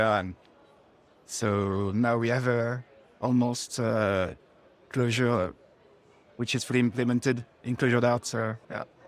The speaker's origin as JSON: {"language": "English", "town": "Paris", "region": "Île-de-France", "country": "France", "said": "We are from France, Paris"}